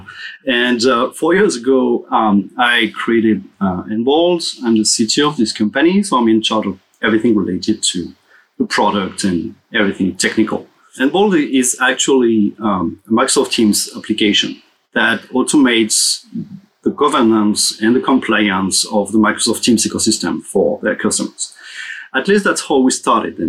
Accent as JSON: {"language": "English", "town": "Paris", "region": "Île-de-France", "country": "France", "also_born_or_lived": "Los Angeles", "said": "So I'm from Paris, and I'm actually living between Paris and Los Angeles."}